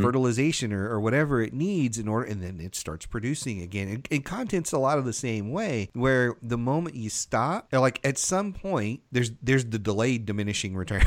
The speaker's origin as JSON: {"language": "English", "region": "the South", "country": "United States", "tie": "born or raised there", "said": "I grew up in the South"}